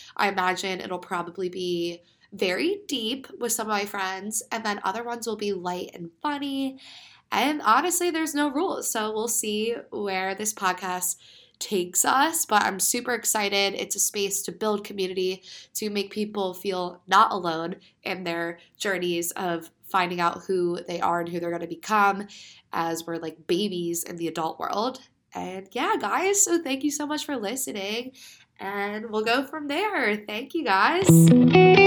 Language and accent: English; Pennsylvania, United States; I am from Pennsylvania